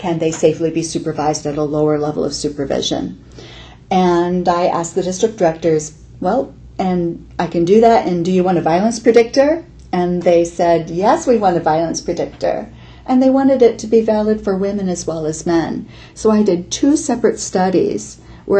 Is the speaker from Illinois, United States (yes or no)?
yes; Illinois, United States; now in Iowa, United States; I grew up in Illinois.